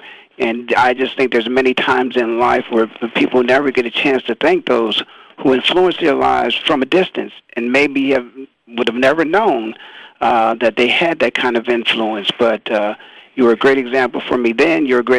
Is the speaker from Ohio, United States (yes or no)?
yes; Canton, Ohio, United States; as a kid, I grew up in Canton, Ohio.